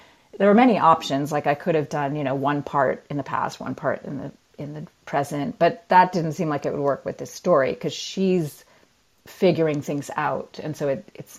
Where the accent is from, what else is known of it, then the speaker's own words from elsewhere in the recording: United States; moved away as an adult; also born or lived in Myanmar; the country I'm living in and my home country, the US